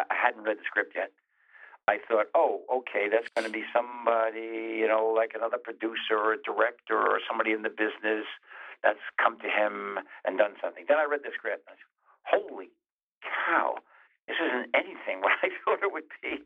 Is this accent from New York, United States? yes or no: yes; New York City, New York, United States; I'm a New Yorker, And a lot of that stuff happened in the East, right where I was. It was in my neighborhood